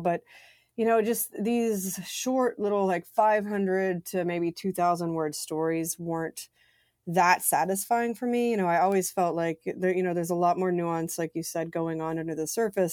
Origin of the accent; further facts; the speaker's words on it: Mississippi Gulf Coast, United States; moved away; also born or lived in United Kingdom; I grew up in Mississippi on the Gulf Coast